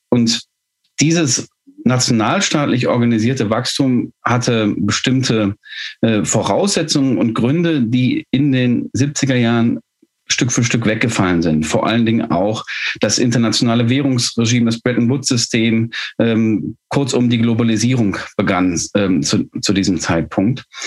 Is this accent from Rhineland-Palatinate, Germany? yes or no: no; Ruhr area, North Rhine-Westphalia, Germany; Ich komme aus dem Ruhrgebiet